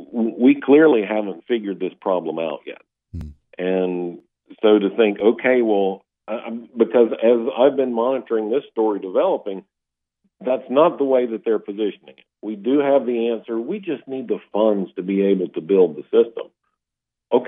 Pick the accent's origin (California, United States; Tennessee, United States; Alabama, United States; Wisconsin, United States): Alabama, United States; North; where my hometown is, North Alabama.